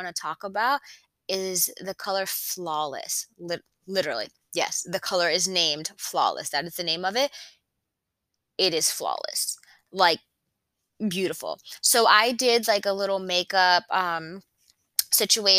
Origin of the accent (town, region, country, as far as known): Conway, South Carolina, United States; born or raised there